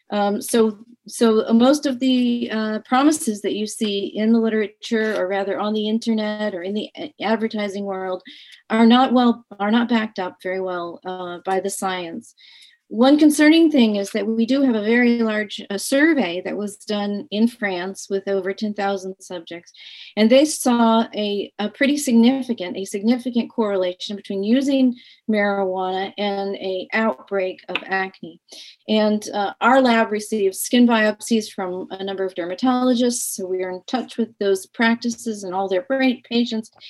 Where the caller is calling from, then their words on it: Stockton, New Jersey, United States; I am calling from Stockton, New Jersey.